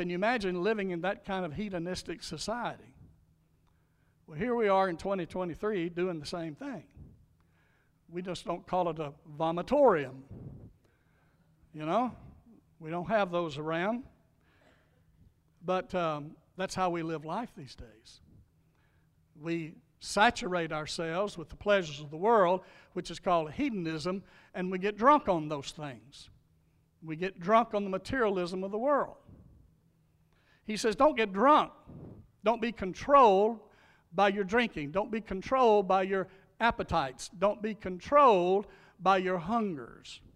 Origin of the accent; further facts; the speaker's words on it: Louisiana, United States; I grew up in Louisiana. I grew up in a logging community around hardworking people